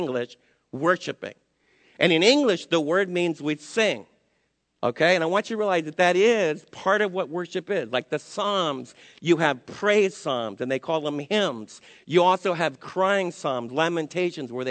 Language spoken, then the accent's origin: English; United States; As an American